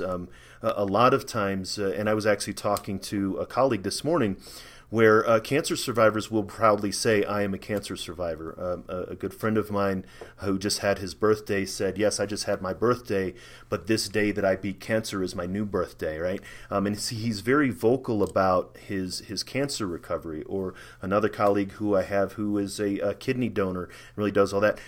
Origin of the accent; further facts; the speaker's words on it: St. Louis, Missouri, United States; moved away as an adult; also born or lived in Germany / Maryland / Colorado; I'm from St. Louis, Missouri. That's where I grew up. I have a hometown.